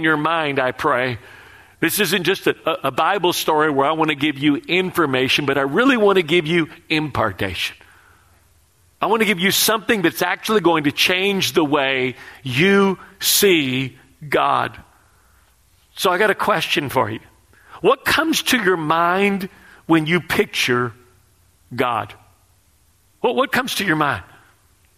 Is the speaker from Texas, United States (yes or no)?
yes; Texas, United States; moved away; I'm from Texas